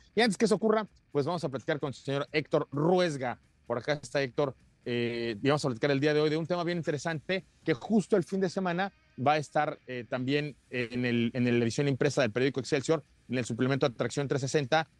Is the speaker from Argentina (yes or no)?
no; Mexico